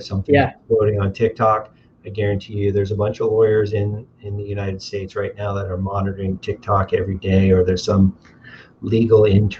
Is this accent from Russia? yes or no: no; Windsor, Ontario, Canada; I remember growing up, I could get to downtown clubs in 22 minutes